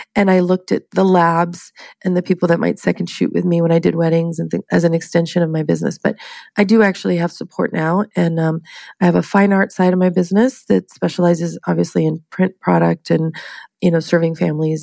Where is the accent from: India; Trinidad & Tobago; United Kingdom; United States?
United States; San Diego, California; now in Long Beach, United States; I was born and raised in San Diego, California, and uh, came up here for college and I guess never left